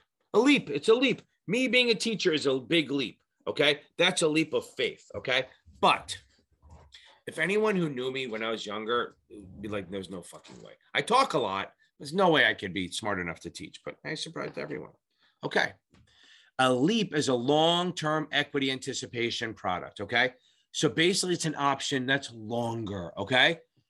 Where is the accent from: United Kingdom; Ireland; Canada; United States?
Ireland; Now, remember, I'm Irish.